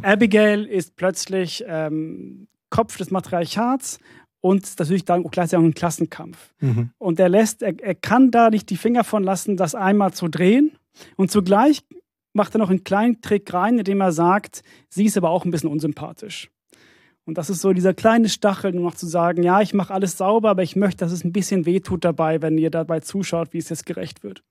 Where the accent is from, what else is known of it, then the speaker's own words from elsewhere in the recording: Sweden; moved away; ich bin in Schweden aufgewachsen